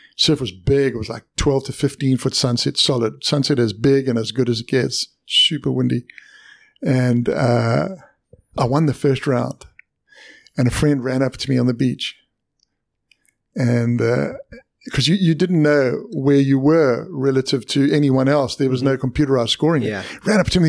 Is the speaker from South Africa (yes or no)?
yes; South Africa; moved away; I was born in South Africa